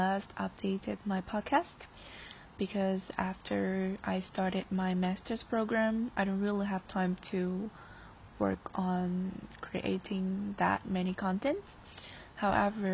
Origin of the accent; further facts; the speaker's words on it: Taiwan; moved away; I'm from Taiwan